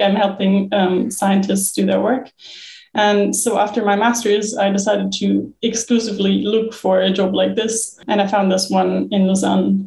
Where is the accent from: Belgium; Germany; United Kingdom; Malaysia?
Germany; moved away; also born or lived in Bonn; I'm originally from Germany, where I studied geography in my bachelor's and master's in Bonn. And I'm from quite a flat part where there's no mountains, no glaciers.